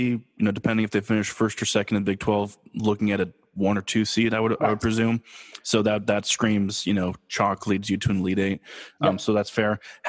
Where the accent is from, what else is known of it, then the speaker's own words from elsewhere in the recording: California, United States; we both now live in California and I'm a Californian